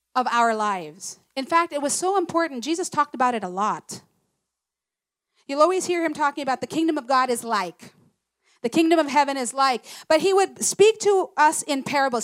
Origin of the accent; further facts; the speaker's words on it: Philippines; I'm proud to be Filipino